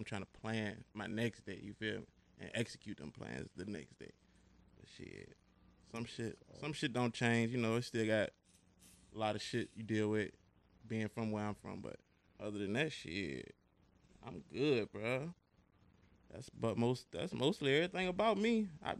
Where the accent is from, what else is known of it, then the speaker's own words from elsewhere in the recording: Petersburg, Virginia, United States; I'm from the Heights. Petersburg, VA, but I claim the Heights. I don't claim the Berry. If you know, you know. 27